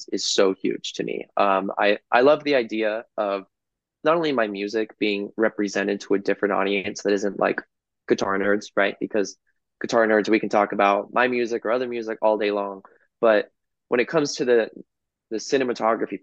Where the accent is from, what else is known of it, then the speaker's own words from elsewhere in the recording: Los Angeles, California, United States; my hometown